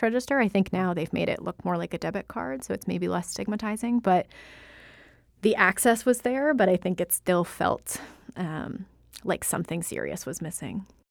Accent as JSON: {"language": "English", "country": "United States", "tie": "born or raised there", "said": "I was born in the United States"}